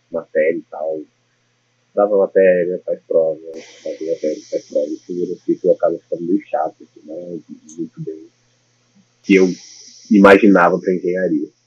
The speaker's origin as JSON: {"language": "Portuguese", "town": "Brasília", "region": "Federal District", "country": "Brazil", "tie": "born or raised there", "moved": "as an adult", "lives_now": "New York, United States", "said": "Eu sou de Brasília, nasci, morei boa parte da minha vida lá."}